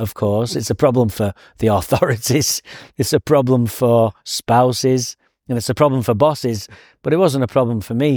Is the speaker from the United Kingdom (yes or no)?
yes; England, United Kingdom; now in Santa Barbara, United States; Now I'm English